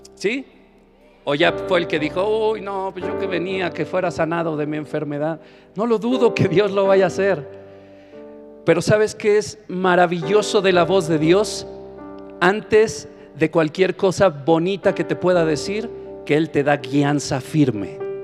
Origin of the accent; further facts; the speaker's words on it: Mexico; No puede escasear el agua en mi nación